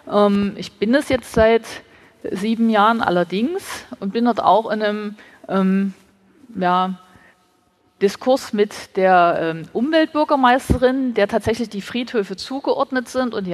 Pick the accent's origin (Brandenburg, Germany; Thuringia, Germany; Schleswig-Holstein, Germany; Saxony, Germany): Saxony, Germany; Dresden; Ich bin gebürtige Dresdnerin. Als ich Kind war, war dieser Ort hier eine Wiese mit einem Ruin, also mit einem Steinhaufen als Mahnmal.